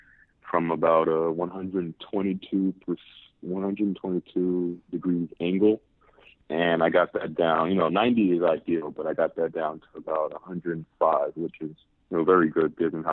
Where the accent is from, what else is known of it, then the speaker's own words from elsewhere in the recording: New York City, New York, United States; growing up in Harlem